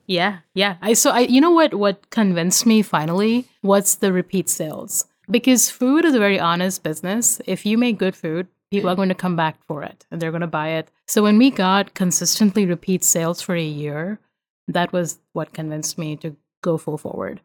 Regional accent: India; moved away as an adult; now in Virginia, United States; I'm Indian

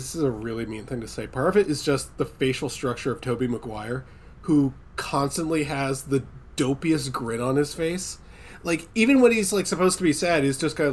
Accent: United States; I'm an American

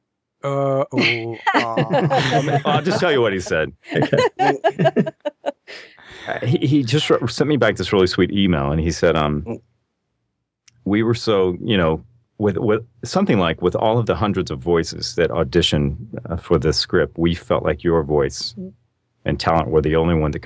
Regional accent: Arkansas, United States; moved away as an adult; I grew up in Arkansas

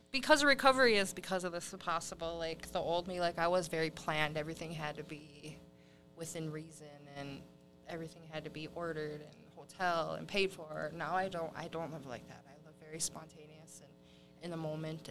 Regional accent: Bad River, Wisconsin, United States; I'm from Bad River.

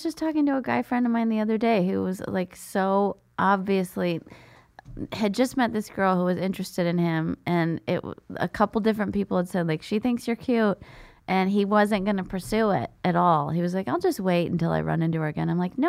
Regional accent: San Jose, California, United States; I'm from San Jose.

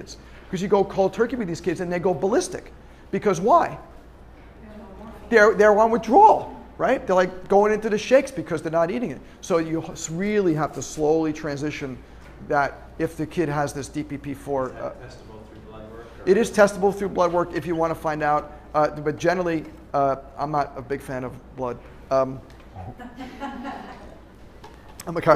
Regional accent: Long Island, New York, United States; moved away; driving home from SUNY Albany to Long Island, New York, where I'm from

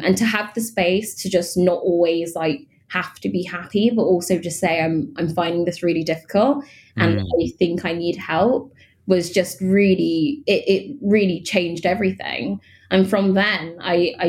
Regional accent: London, United Kingdom; Growing up in London

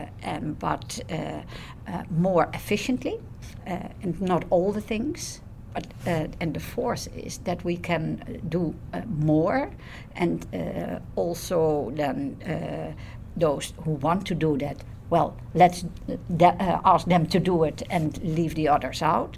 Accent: Netherlands; I'm from the Netherlands.

